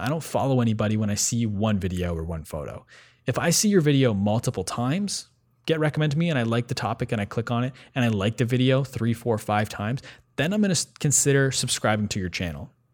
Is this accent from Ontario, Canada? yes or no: yes; Ottawa, Ontario, Canada; we're both from Ottawa originally